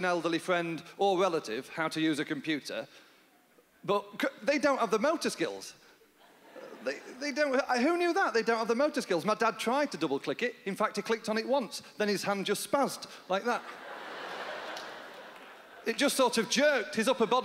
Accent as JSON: {"language": "English", "region": "Yorkshire and the Humber", "country": "United Kingdom", "accent": "North of England", "moved": "yes", "said": "I'm from Yorkshire in England. That's where my family are from."}